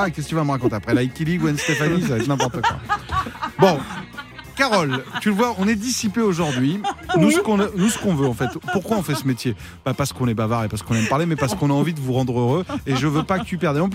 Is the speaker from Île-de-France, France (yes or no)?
no; Ajaccio, Corsica, France; je viens d'Ajaccio.